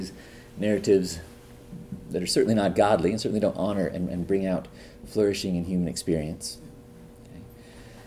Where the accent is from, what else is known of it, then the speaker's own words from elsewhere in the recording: Northern California, United States; moved away as an adult; also born or lived in Oklahoma; now in Chicago, United States; I grew up in California, Northern California.